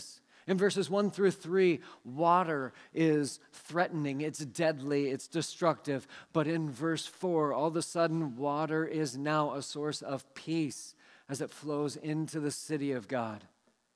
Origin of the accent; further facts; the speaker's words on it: Seattle, Washington, United States; moved away; I grew up in the Seattle area